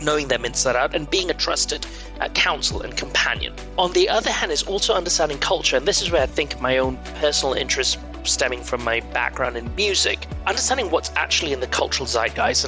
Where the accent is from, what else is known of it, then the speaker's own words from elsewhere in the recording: Malaysia; moved away as an adult; also born or lived in London; now in United States; I was born and brought up in Malaysia to very Asian, Middle Eastern parents.